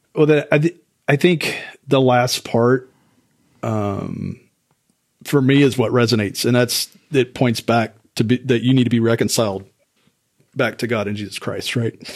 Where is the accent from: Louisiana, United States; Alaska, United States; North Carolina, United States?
Louisiana, United States; South; moved away; I'm originally from South Louisiana